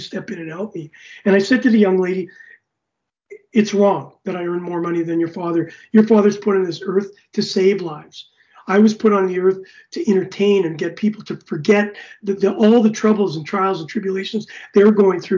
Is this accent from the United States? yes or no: no; Canada; I was as a Canadian